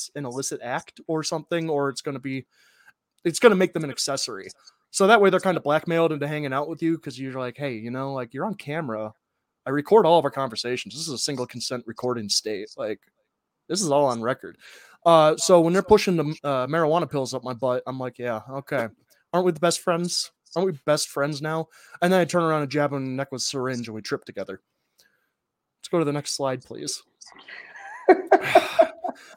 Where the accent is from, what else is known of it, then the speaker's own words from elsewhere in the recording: Ohio, United States; growing up in Midwest Ohio